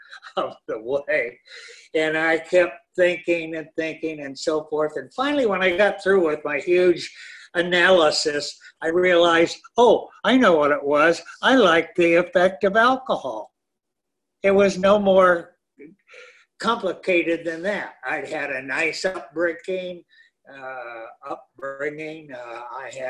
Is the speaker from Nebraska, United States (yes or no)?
no; San Gabriel Valley, Greater Los Angeles, California, United States; I was born and raised in Southern California, Greater LA, and went to school here